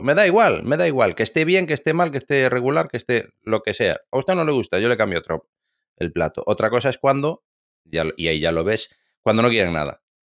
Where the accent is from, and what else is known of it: Galicia, Spain